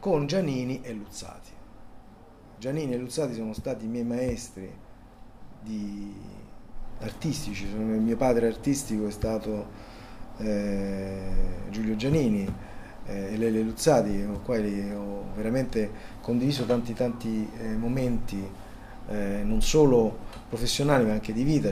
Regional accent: Rome, Lazio, Italy; born or raised there; accent: Roman; also born or lived in Palermo

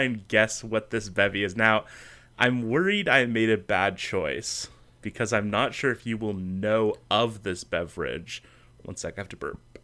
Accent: Canada; my home country.

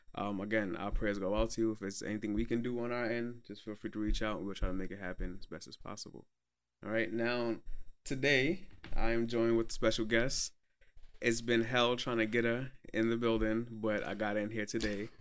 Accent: Brooklyn, New York, United States; I'm from Brooklyn

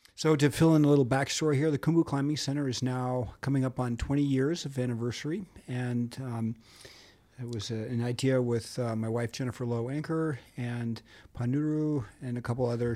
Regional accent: Montana, United States; I'm from Montana.

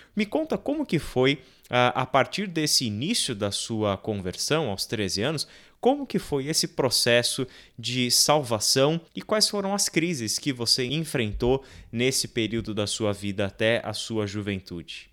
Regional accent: São Paulo, Brazil; Eu sou da Moca de São Paulo

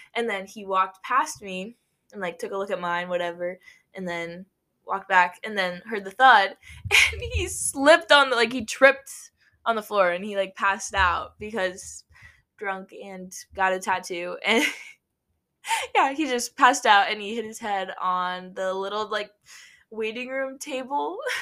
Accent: Nebraska, United States; we're not from New York. We're from Nebraska

